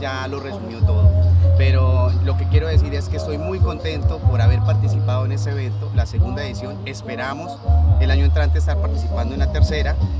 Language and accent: Spanish; Colombia; soy colombiano